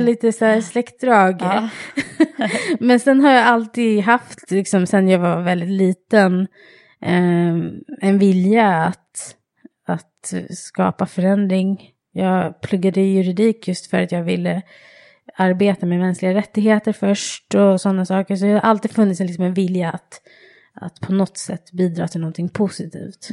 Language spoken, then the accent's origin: Swedish; Stockholm, Stockholm County, Sweden; also born or lived in England; Jag är själv uppvuxen i Husby, i förorten Husby